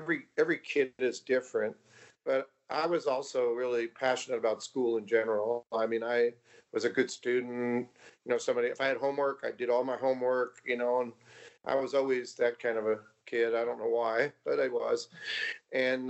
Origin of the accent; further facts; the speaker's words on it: West Babylon, New York, United States; Long Island, New York, West Babylon, very small town.